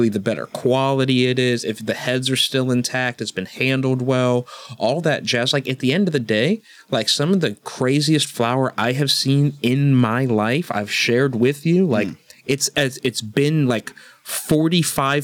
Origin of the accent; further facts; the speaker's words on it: Florida, United States; We grew up in Florida